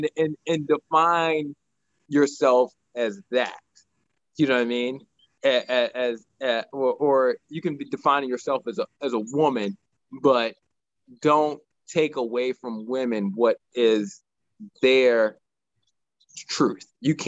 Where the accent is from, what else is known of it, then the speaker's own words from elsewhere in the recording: United States; and we're both American.